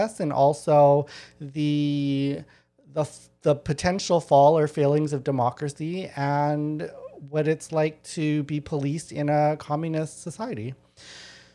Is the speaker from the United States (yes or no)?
no; Winnipeg, Manitoba, Canada; I grew up in Winnipeg, which is also known as the Detroit of Canada